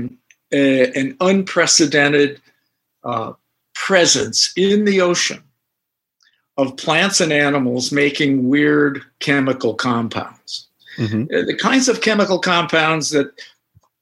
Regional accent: Northern California, United States; I grew up in Northern California

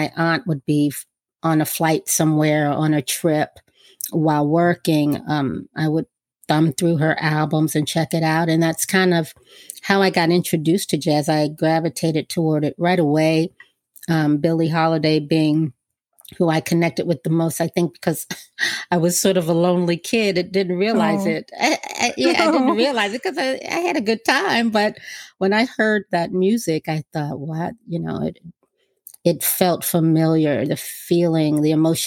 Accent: Washington, District of Columbia, United States; I'm from Washington, D.C., and I still live here. And I was raised by my grandmother

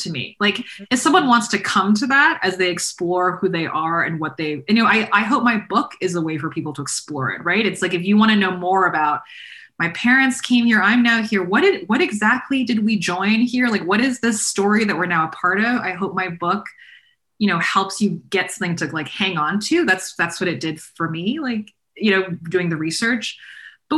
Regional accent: Northern Virginia, United States; I'm from Northern Virginia, where I'm sitting right now

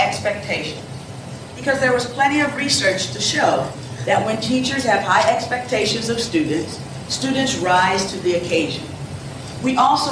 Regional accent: Chester, Pennsylvania, United States; I was born in Chester, Pennsylvania, in a city, an urban city very much like parts of Tampa. I attended urban schools most of my life

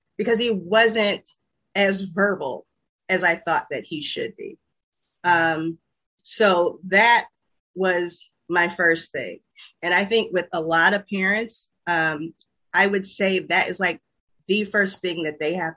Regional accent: Peoria, Illinois, United States; now in Chicago, United States; originally from Peoria, Illinois. I now reside in Chicago, Illinois

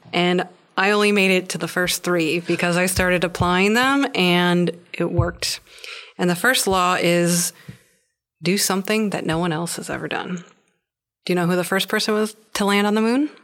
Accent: Wisconsin, United States; moved away; I've had the thought of going back to Wisconsin

